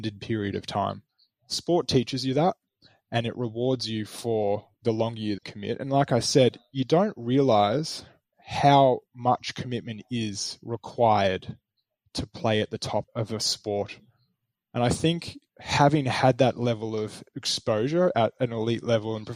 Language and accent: English; Melbourne, Victoria, Australia; When I moved back to my hometown in Melbourne after graduating from college